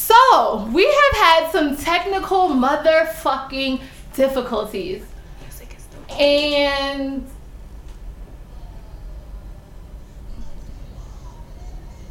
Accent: New York City, New York, United States; two black people from Corona, Queens

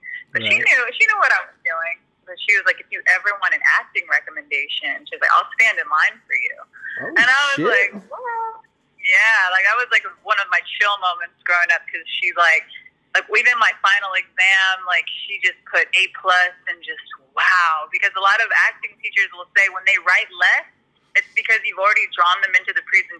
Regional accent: San Antonio, Texas, United States; moved away as an adult; also born or lived in Austin / Florida; now in California, United States; I'm a military kid, so I was born in Austin, and then we moved to Florida, and I moved to San Antonio when I was about 10, so I consider that my hometown.

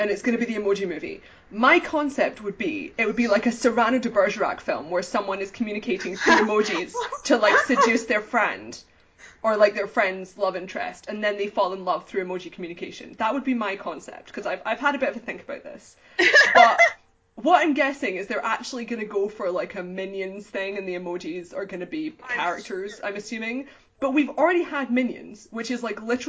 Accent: United Kingdom; as a British person

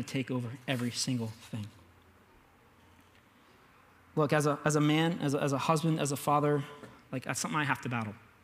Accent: United States; I'm an American

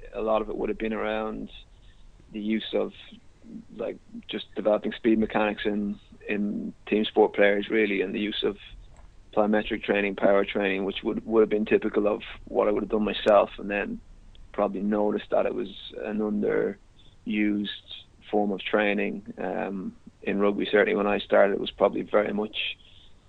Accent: Ireland; moved away as an adult; also born or lived in Dublin; now in Gloucester, United Kingdom; I'm Irish

